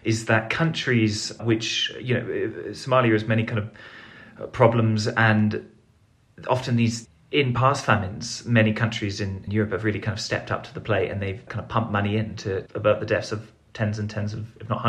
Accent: London, United Kingdom; I was born in Southeast London, in a place called Camberwell, which is quite close to, maybe some of your listeners will know, places like Peckham or Brixton. I was born there

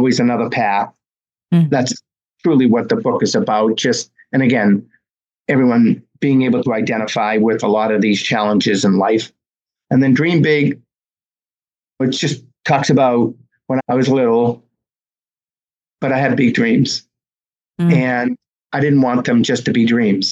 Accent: Medford, Massachusetts, United States; also born or lived in Boston; my hometown of Medford, Mass, this past September, named the high school track after me

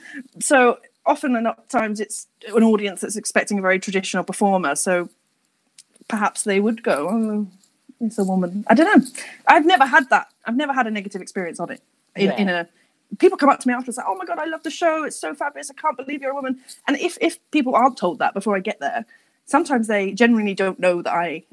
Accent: Portsmouth, South East England, United Kingdom; moved away as an adult; also born or lived in London; now in Cardiff, United Kingdom; I'm originally from Portsmouth, and then I moved to London when I was, I'm going to say, 18?

